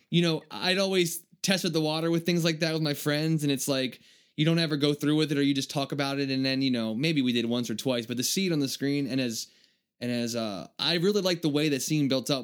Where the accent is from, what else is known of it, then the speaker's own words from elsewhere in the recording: Maryland, United States; Maryland. This is kinda cool. It's like my home state.